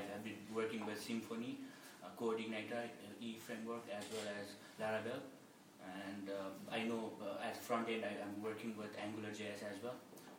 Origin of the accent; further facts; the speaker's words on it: Nepal; English is a second language; now in Bremen, Germany; I am …, and I'm actually from Nepal